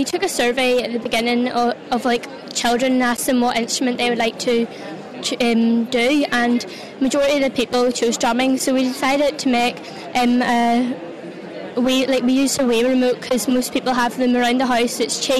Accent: County Antrim, Northern Ireland, United Kingdom; I'm from County Antrim.

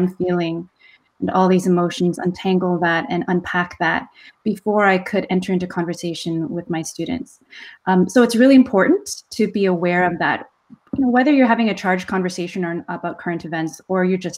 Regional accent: Canada; as a Canadian Korean

